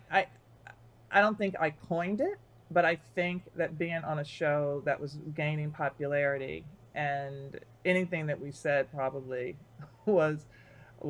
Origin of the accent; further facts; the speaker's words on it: the South, United States; I'm from the South